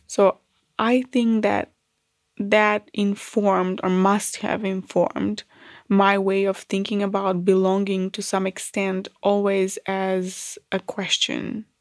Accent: North Macedonia; moved away as an adult; now in Australia; I was born in Yugoslavia. Um, I grew up in Macedonia.

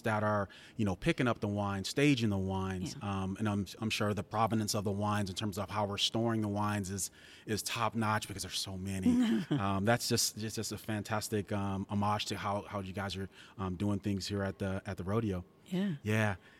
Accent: San Antonio, Texas, United States; one of my hometown wineries you know, mm-hmm. right here in San Antonio

